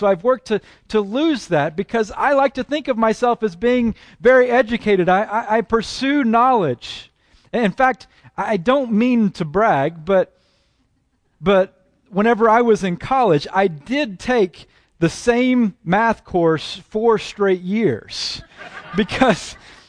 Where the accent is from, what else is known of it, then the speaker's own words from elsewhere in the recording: Oklahoma, United States; accent: Southern; also born or lived in Texas; have worked very hard at attempting to lose my Southern accent. And I've done that not because I'm embarrassed of having been born in Texas and raised in Oklahoma, well, maybe the Oklahoma part